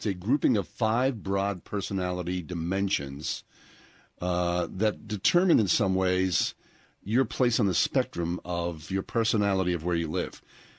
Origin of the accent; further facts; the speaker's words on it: Rust Belt, United States; even though we're extroverts from the Rust Belt.